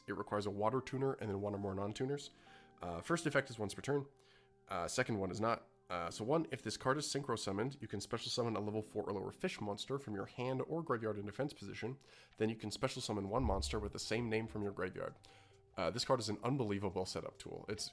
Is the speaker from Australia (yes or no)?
no; Canada; As a Canadian